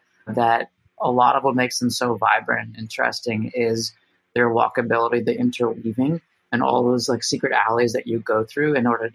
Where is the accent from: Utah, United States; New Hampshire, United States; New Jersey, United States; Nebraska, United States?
New Jersey, United States; I am from New Jersey, the land of all malls.